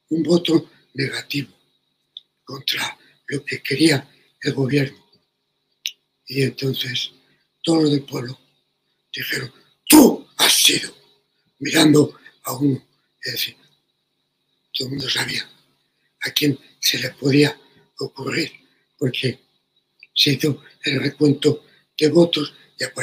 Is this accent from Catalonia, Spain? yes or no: no; Madrid, Community of Madrid, Spain; en el Madrid de mi niñez